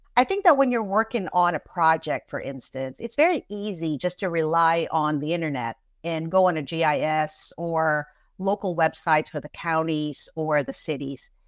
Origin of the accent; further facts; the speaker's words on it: Philippines; moved away as an adult; also born or lived in California / New York City / Florida; now in Orlando, United States; So, I am an immigrant from the Philippines. I moved to this country in nineteen eighty-nine